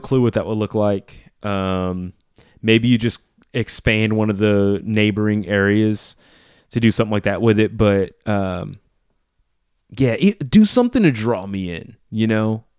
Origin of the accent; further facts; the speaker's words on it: New Orleans, Louisiana, United States; I grew up in Louisiana